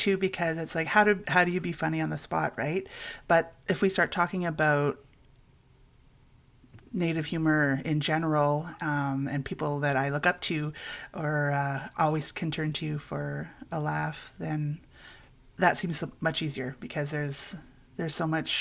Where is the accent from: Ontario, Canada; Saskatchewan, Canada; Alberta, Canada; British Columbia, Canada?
Ontario, Canada; Cutler; I'm from Cutler, Serpent River First Nation